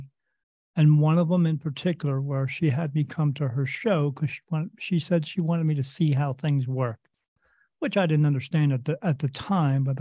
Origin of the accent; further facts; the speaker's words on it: New Jersey, United States; I was born in the United States in a state called New Jersey, little town right next to the Delaware River